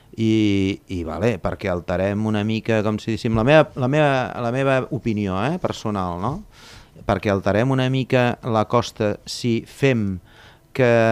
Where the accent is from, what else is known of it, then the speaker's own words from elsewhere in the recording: Torredembarra, Catalonia, Spain; sóc de Torre d'Embarra tinc allà un centre de busseig